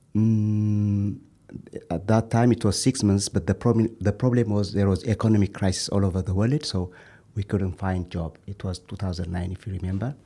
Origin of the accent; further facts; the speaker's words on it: Ethiopia; moved away as an adult; now in Japan; I'm from Ethiopia.